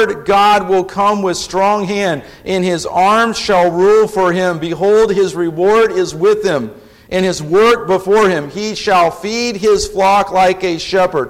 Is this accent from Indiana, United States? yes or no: yes; Indianapolis, Indiana, United States; moved away as an adult; now in Lafayette, United States; I grew up in Indianapolis